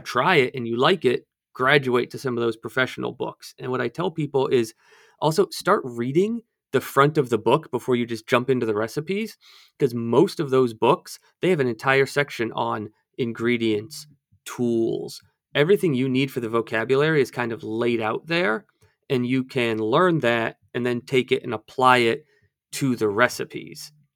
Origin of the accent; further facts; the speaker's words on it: outside of Baltimore, Maryland, United States; I grew up outside of Baltimore